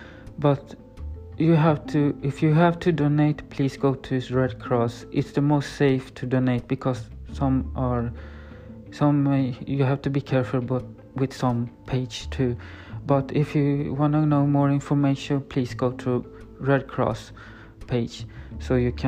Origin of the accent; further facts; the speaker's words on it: Sweden; English is a second language; I'm from Sweden.